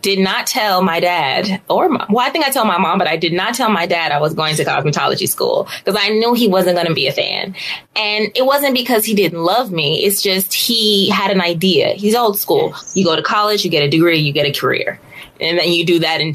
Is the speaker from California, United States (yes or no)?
yes; Los Angeles, California, United States; born and raised in Los Angeles